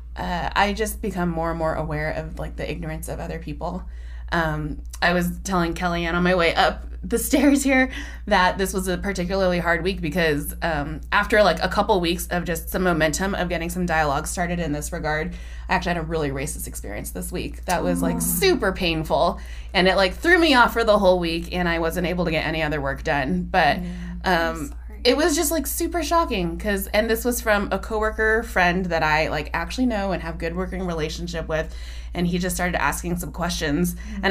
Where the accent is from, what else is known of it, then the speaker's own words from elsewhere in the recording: Bay Area, California, United States; moved away as an adult; now in Northern California, United States; growing up in the Bay Area, I mean, I was there basically my entire life, except for college and until I moved here